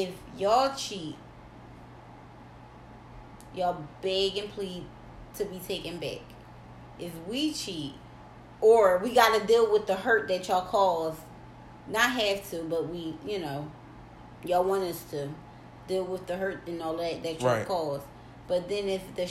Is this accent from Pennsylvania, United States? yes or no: yes; Philadelphia, Pennsylvania, United States; we're from Philly